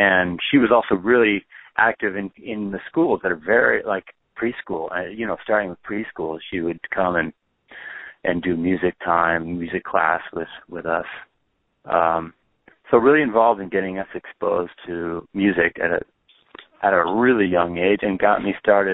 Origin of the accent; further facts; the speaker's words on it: Moraga, California, United States; also born or lived in Oakland, California; I was born in Oakland, and we pretty quickly moved to right across the hill to a very small town, a suburb called Moraga, which is where I was raised